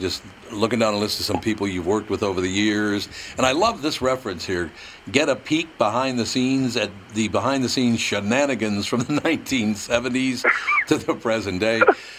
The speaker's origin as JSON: {"language": "English", "town": "Chicago", "region": "Illinois", "country": "United States", "tie": "born or raised there", "said": "growing up in Chicago, one of the great music markets in the United States."}